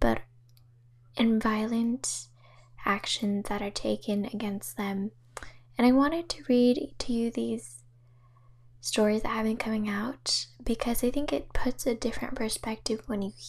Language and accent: English; Bay Area, California, United States; growing up in the Bay Area